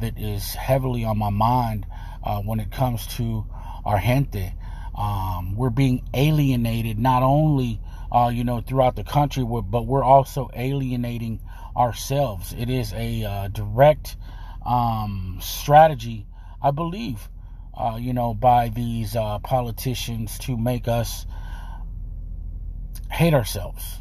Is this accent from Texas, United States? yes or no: yes; Texas, United States; I'm from Texas